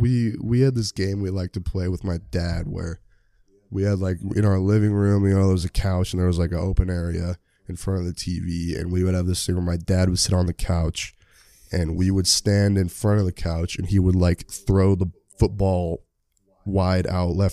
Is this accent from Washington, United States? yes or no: yes; Sammamish, Washington, United States; I'm from Sammamish, Washington, about 30 minutes outside of Seattle.